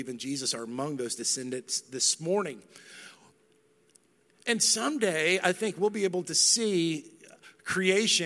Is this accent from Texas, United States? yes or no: yes; North Texas, United States; I'm not from West Texas. I'm from North Texas.